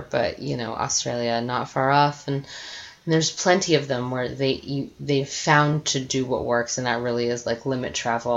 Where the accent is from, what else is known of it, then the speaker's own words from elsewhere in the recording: Virginia, United States; now in Westbrook, United States; my family's Italian, but I grew up in Virginia